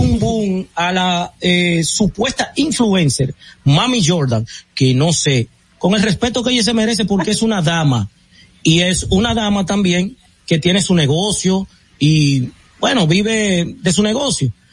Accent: Herrera, Distrito Nacional, Dominican Republic; also born or lived in Los Ríos, Santo Domingo; Yo soy de Herrera, nací en Herrera, vivo en Los Ríos, pero me, me, me gusta decir que soy de Herrera porque ahí es que hago mi vida

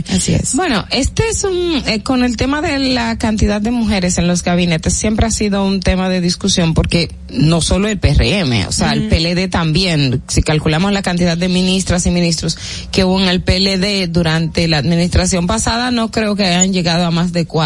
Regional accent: Santo Domingo Oeste, Distrito Nacional, Dominican Republic; yo soy de Santo Domingo Oeste

